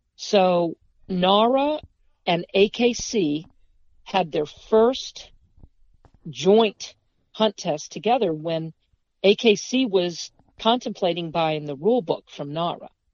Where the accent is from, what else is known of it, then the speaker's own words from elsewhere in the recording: Fredericksburg, Virginia, United States; also born or lived in Beaufort, South Carolina; I'm from Fredericksburg, you know, very historic city.